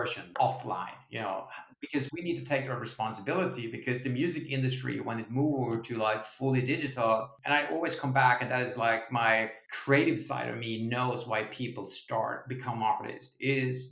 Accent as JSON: {"language": "English", "country": "Sweden", "moved": "yes", "lives_now": "United States"}